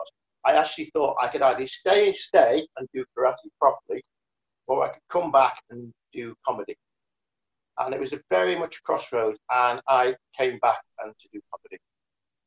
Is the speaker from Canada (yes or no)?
no; Liverpool, North West England, United Kingdom; moved away; I ran away from Liverpool. You know, I came from a background where no one did anything like